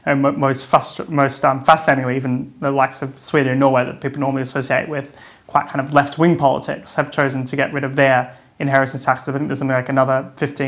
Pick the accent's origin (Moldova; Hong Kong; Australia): Australia; moved away; my home country in Australia